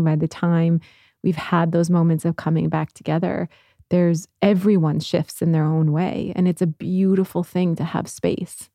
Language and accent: English; Midwest, United States; growing up in the Midwest